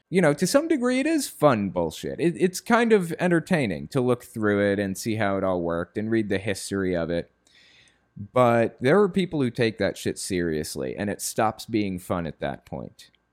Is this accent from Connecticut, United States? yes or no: yes; Connecticut, United States; moved away; also born or lived in West Virginia; I grew up in the Northeast, like, in Connecticut.